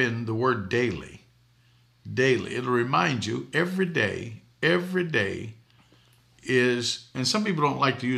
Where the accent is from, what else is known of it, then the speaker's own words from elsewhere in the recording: Boston, Massachusetts, United States; I grew up in Boston